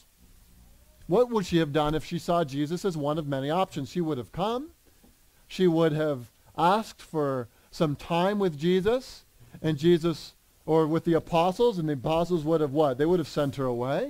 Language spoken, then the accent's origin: English; United States; We in America